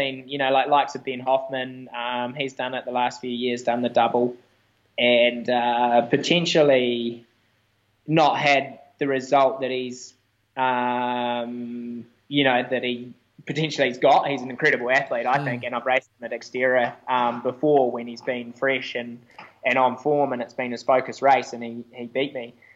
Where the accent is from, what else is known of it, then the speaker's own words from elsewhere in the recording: Wanaka, Otago, New Zealand; In my hometown